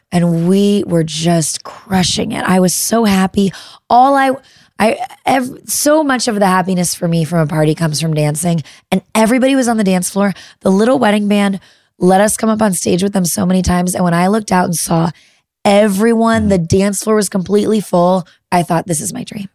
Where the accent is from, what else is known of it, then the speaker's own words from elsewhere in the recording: Midwest, United States; I'm a Midwesterner